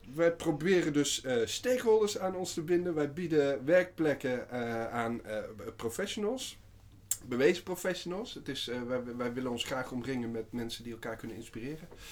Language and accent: Dutch; Waalwijk, North Brabant, Netherlands; moved away as an adult; also born or lived in Amsterdam; wij komen allebei uit Waalwijk oorspronkelijk. En ehm, wij zaten bij elkaar op school.